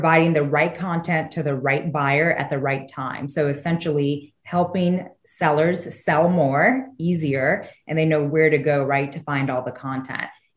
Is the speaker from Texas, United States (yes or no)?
yes; Houston, Texas, United States; I'm originally from Houston